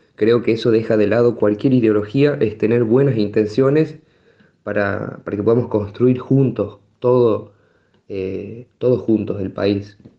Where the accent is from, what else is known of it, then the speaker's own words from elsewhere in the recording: Tucumán, Argentina; moved away as an adult; also born or lived in Catamarca; now in San Fernando del Valle de Catamarca, Argentina; soy de Tucumán, pero estoy residiendo actualmente